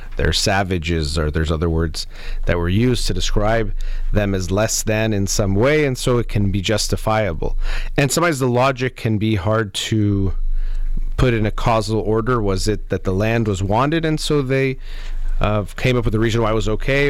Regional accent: United States; growing up in the United States

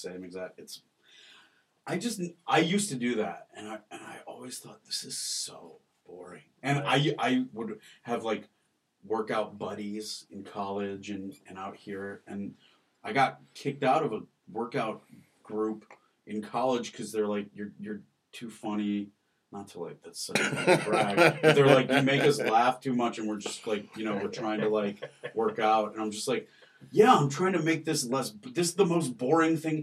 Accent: West Bloomfield, Michigan, United States; also born or lived in Ohio; I was born in Ohio, and as soon as he graduated, we moved back to a suburb of Detroit called West Bloomfield

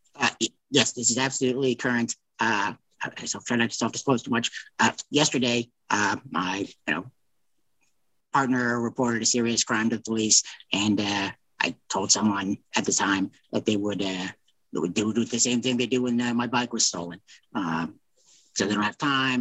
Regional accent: Lawrence, Kansas, United States; growing up in Lawrence

